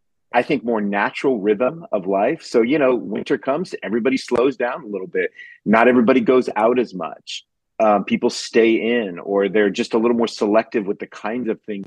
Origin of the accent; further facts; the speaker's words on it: California, United States; now in Ashland, United States; I'm a transplant. I'm from Southern California 13 years ago to Mid Ohio to a town called Ashland